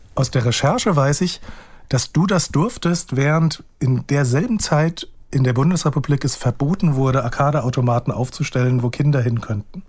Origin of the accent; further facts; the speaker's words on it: near Frankfurt am Main, Hesse, Germany; bin ich ja auch aufgewachsen in der Nähe von Frankfurt am Main.